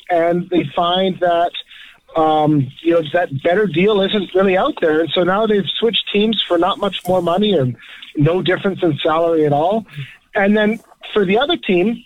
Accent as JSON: {"language": "English", "town": "Vancouver", "region": "British Columbia", "country": "Canada", "tie": "born or raised there", "said": "I grew up in Vancouver, not a big skating city."}